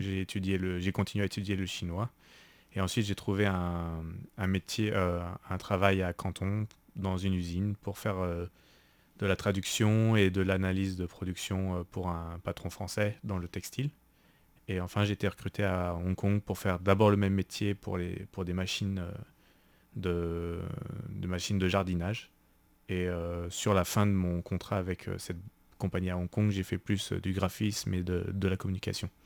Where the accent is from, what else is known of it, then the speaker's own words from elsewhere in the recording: Paris, Île-de-France, France; moved away as an adult; now in Taiwan; je viens de France, de Paris